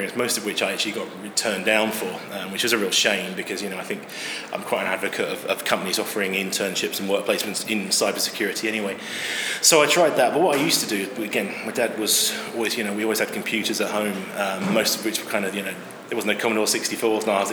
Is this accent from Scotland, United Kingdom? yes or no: no; Chichester, South East England, United Kingdom; also born or lived in Yorkshire; now in London, United Kingdom; I was born in Chichester in West Sussex back in the mid-70s and found my way to London eventually